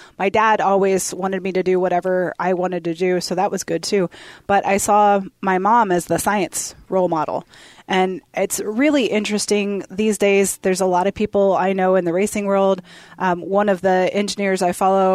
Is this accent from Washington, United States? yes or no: no; Akron, Ohio, United States; Akron, Ohio. So rubber capital